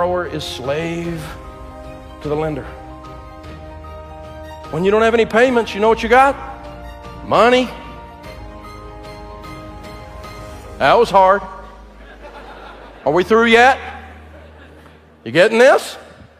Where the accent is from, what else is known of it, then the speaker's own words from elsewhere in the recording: the hills of East Tennessee, United States; I'm from Hills, East Tennessee